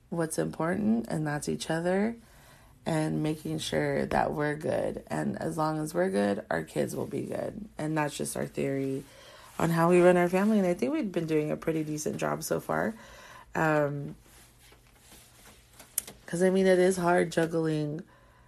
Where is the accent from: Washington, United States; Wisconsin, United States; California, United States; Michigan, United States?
California, United States; Carson; also born or lived in Corona, California; we're from a part in Southern California called the Harbor area. And my husband's from Wilmington and I'm from Carson.